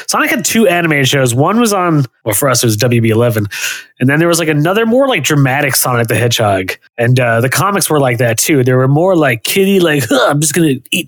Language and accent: English; New Rochelle, New York, United States; I grew up in New Rochelle